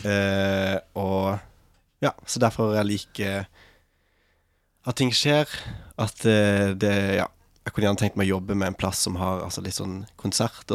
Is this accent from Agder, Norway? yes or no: yes; Farsund, Agder, Norway; moved away as an adult; now in Lofoten, Norway; jeg kommer fra Farsund på Sørlandet